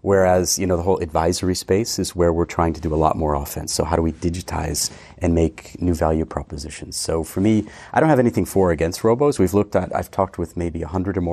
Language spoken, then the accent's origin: English; near Boston, Massachusetts, United States; moved away as an adult; also born or lived in London; now in Switzerland; I'm originally from near Boston, 2 hours west, and we have more horses than people, basically. Okay. Grew up playing ice hockey